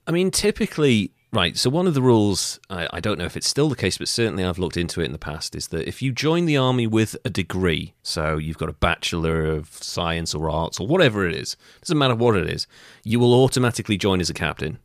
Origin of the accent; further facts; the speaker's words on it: Wales, United Kingdom; I'm Welsh